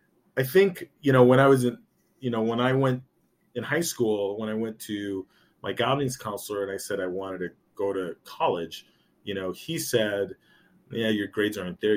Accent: United States; I grew up my whole life being American, but being Colombian.

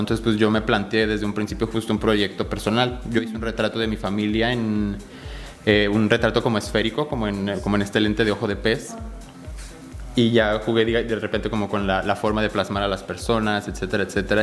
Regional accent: Mexico City, Mexico; now in Querétaro, Mexico; yo nací en la Ciudad de México, pero llevo radicando aquí en Querétaro alrededor de 18 años

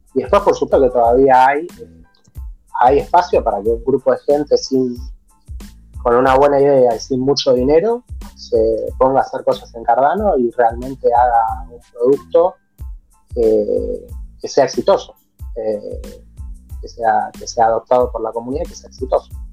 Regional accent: Argentina; nosotros que somos de Argentina

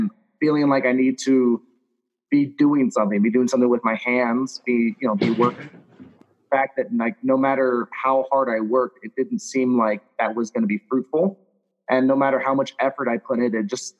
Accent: Louisiana, United States; I was raised in Louisiana, so I was raised in the South

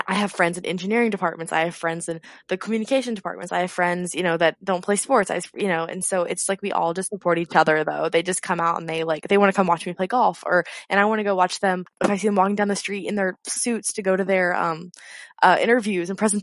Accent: Montgomery, Texas, United States; I'm from Montgomery, Texas, so it's 45 minutes north of Houston

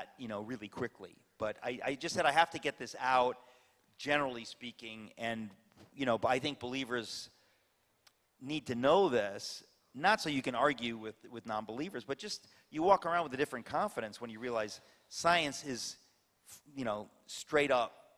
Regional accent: New York, United States; I'm a New Yorker

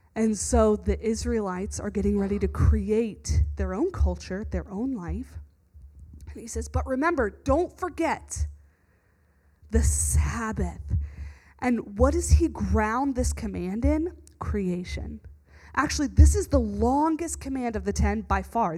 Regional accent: the South, United States; moved away; Where I grew up in the South

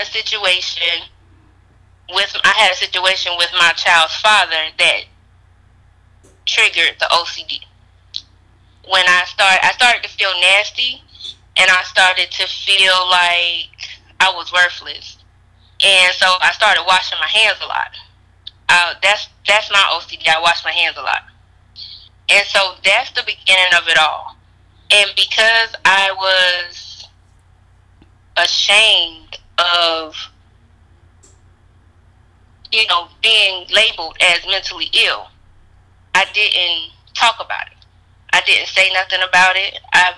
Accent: Sumter, South Carolina, United States; moved away as an adult; also born or lived in Charlotte, North Carolina; I am from Sumter, South Carolina. I've been living in Charlotte for the last 15 years, then I moved back to South Carolina.

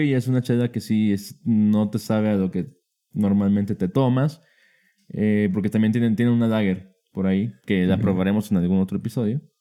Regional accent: Baja California, Mexico; Venimos de Baja California.

